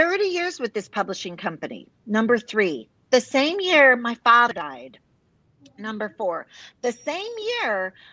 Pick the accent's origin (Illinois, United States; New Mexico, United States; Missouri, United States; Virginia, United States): Illinois, United States; Chicago; now in Texas, United States; I live in Texas. I'm proud Texan for, gosh, 30 years, originally from Chicago, big Italian family